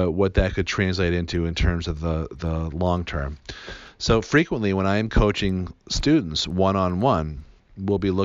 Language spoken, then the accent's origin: English; Newton, Massachusetts, United States; I grew up in Newton, Massachusetts, which is right outside of Boston